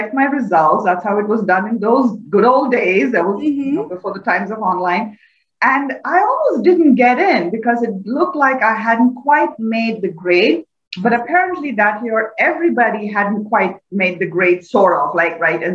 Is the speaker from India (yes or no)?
yes; India; moved away; I grew up in India in a fairly typical middle-class family